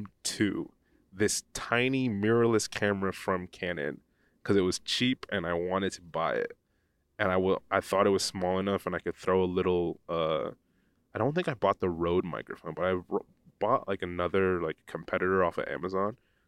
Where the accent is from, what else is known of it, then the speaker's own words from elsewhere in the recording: Pennsylvania, United States; where I grew up in the United States, I grew up in a small town in northeast Pennsylvania, and there was no photography program.